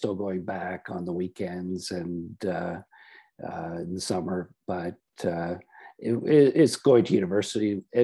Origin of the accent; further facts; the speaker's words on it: Oshawa, Ontario, Canada; So I'm from Oshawa, and I was raised on a dairy farm.